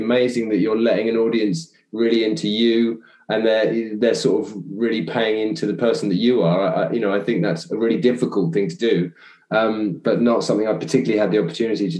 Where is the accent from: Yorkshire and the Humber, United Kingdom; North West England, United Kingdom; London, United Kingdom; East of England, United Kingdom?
East of England, United Kingdom; Chelmsford; also born or lived in Southend / Rowhedge; I mainly grew up in Chelmsford